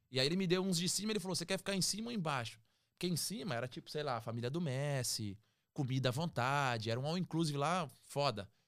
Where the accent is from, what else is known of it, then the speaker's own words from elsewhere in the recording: Peruíbe, São Paulo, Brazil; cara, uau, vim de Peruíbe, irmão.